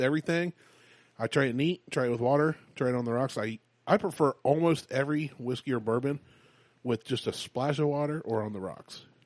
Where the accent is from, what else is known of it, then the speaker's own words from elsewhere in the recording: United States; we're American